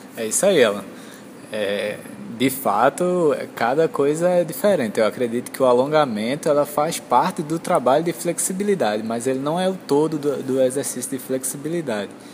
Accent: Recife, Pernambuco, Brazil; sou de Recife, formado pela UFPE

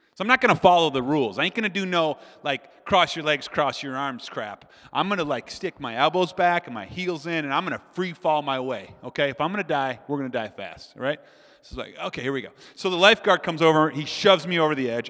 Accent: Minnesota, United States; I'm from Minnesota

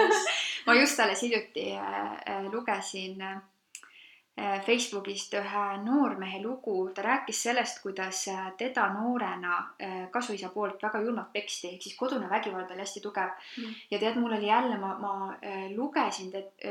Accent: Loksa, Harju County, Estonia; sellest kohast, kust ma pärit olen, et Loksa

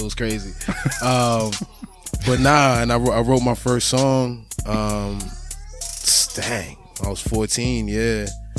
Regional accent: Boston, Massachusetts, United States; I'm from Roxbury, but, you know, by way of Africa, half Liberian, half Nigerian.

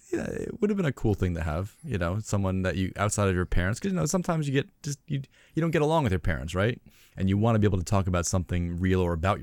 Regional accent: New York, United States; I'm from the East Coast in New York

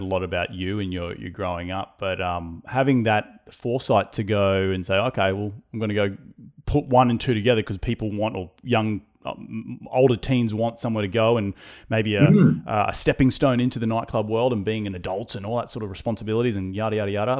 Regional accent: Noosa, Queensland, Australia; I grew up in Noosa on the uh, Sunshine Beach State High School. That's where I went to school.

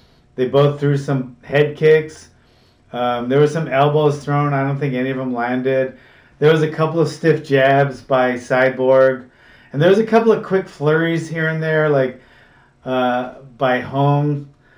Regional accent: Hawaii, United States; since I was a little kid growing up in Hawaii

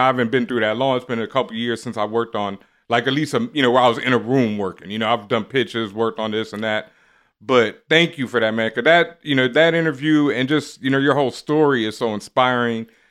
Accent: Houston, Texas, United States; I'm from Houston, and I'm from Third Ward

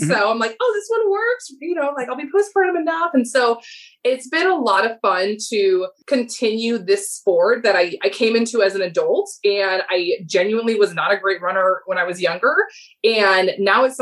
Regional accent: Miami, Florida, United States; I'm here in sunny South Florida, so just born and raised in Miami

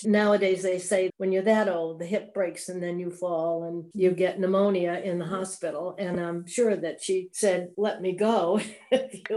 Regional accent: South Hadley, Massachusetts, United States; also born or lived in Holyoke, Massachusetts / Mount Vernon, New York; I grew up in South Hadley, Mass.

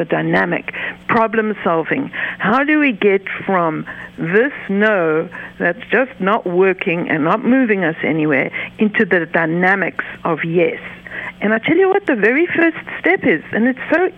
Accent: the South, United States; now in Cincinnati, United States; I'm from the South

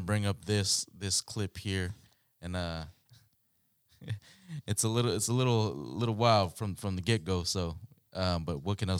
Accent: Guam; It's more of we are from Guam.

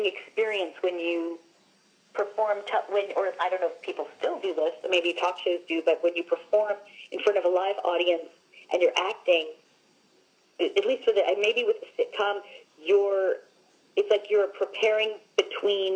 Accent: Long Island, New York, United States; I'm from Long Island

